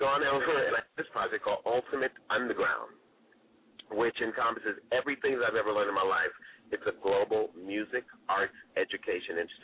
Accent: New York City, New York, United States; moved away; I'm a New Yorker, native New Yorker. And I've been in entertainment and born in Brooklyn. I'm from Brooklyn, Brooklyn in the house

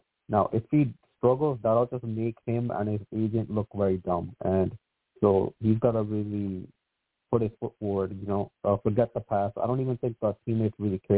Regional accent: New York, United States; I'm a New Yorker. Maybe you could tell from the area code.

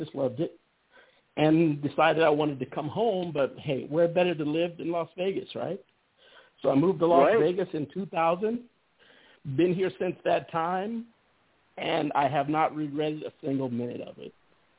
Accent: Germany; born there; Well, I was born in Germany. My dad was a military man.

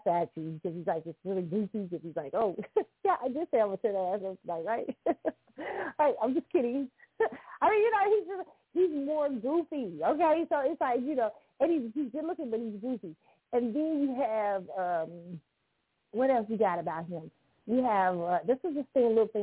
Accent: Kansas City, Missouri, United States; born or raised there

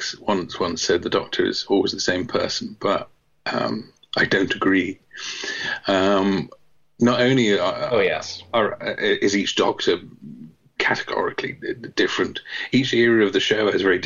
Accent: England, United Kingdom; I'm English

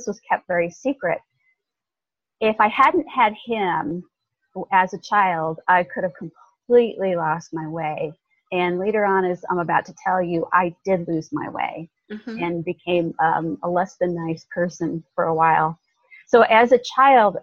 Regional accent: Southern Illinois, United States; also born or lived in Kentucky; now in Carefree, United States; being born in a little town in Kentucky mm-hmm. and not having a dad. It was my mom and her parents and me, and then growing up in Southern Illinois

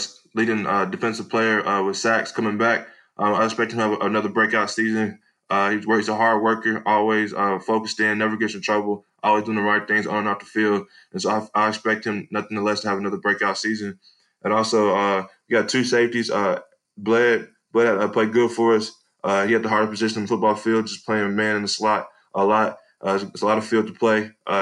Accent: Edgewood, Texas, United States; moved away; I'm originally from East Texas, Edgewood, Texas.

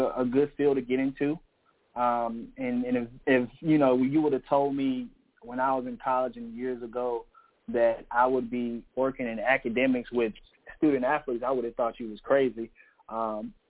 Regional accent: Elizabeth City, North Carolina, United States; moved away as an adult; also born or lived in Prairie View, Texas; now in South Carolina, United States; I'm originally from Elizabeth City, North Carolina. It's a small town.

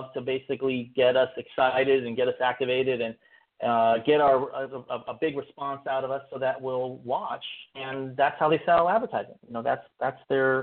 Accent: Berkeley, California, United States; I grew up in Berkeley, California

